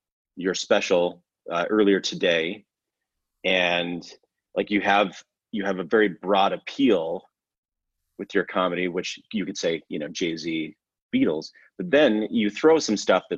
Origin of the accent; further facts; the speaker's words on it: Alberta, Canada; I grew up in Alberta, so above Montana, Idaho